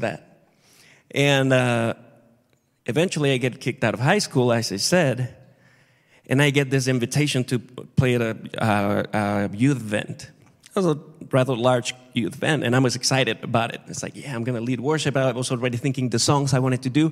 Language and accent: English; Acapulco, Guerrero, Mexico; moved away; I grew up in Mexico, in Acapulco, really hot, really hot, really warm.